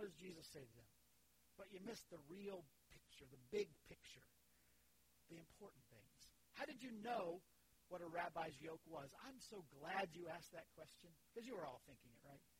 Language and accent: English; Leesburg, Florida, United States; I grew up in Central Florida, in Leesburg, in a farming area